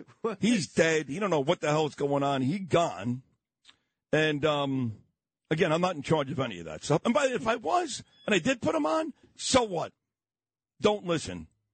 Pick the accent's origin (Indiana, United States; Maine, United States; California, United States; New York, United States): New York, United States; also born or lived in Miami; growing up in New York, we don't care about college football here.